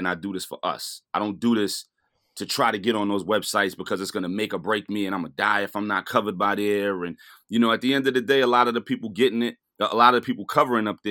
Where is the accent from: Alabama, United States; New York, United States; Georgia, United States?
New York, United States; New York City; I grew up a block away from Biggie